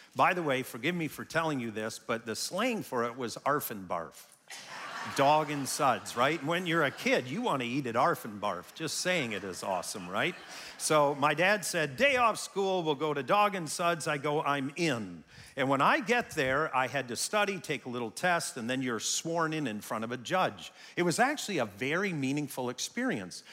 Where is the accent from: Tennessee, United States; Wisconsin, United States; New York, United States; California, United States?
Wisconsin, United States; also born or lived in Canada; as a child growing up in Wisconsin